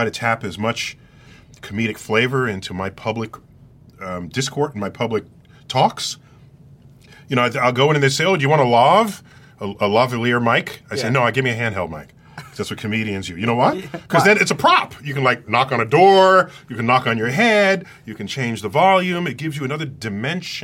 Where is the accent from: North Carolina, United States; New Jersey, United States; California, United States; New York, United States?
New York, United States; I'm an East Coaster, born and raised in New York